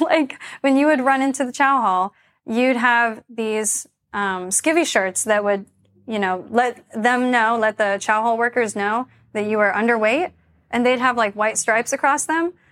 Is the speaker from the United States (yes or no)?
yes; Charlotte, North Carolina, United States; moved away as an adult; also born or lived in Japan; So I was born and raised in Charlotte, North Carolina. I grew up in, like, a rural area outside of the city.